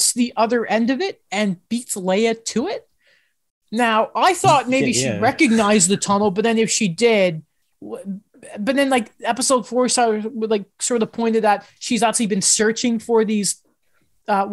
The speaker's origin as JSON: {"language": "English", "country": "United Kingdom", "said": "I'm British"}